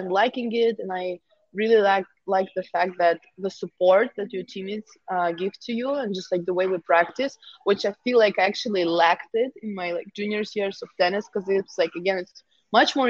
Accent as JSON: {"language": "English", "region": "Moscow", "country": "Russia", "also_born_or_lived": "Milwaukee", "moved": "as an adult", "said": "I'm from Moscow. I'm from the city"}